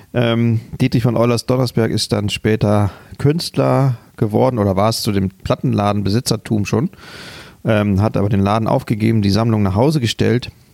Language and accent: German; Hamburg, Germany; bei uns in Hamburg